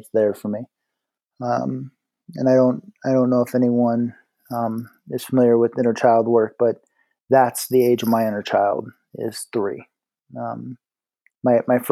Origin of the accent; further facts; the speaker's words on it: South Bend, Indiana, United States; moved away as an adult; also born or lived in Dayton, Ohio; now in Colorado, United States; I was born in Indianapolis, Indiana. At the age of 6, we moved to South Bend, and that's where I spent, ages 6 through 18.